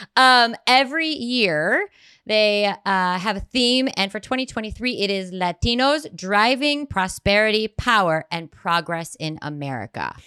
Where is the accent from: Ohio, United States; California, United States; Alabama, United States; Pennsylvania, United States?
Ohio, United States; I'm from Ohio